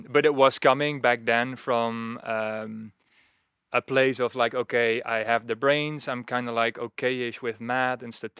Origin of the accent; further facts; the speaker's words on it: Netherlands; Yes, born and raised in the Netherlands. And I remember that as a kid.